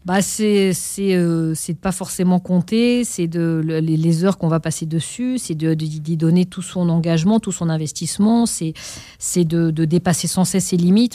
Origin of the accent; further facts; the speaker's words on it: Pantin, Île-de-France, France; Ils nous ont inscrits au conservatoire de la ville où on a grandi, à Pantin, en Seine-Saint-Denis.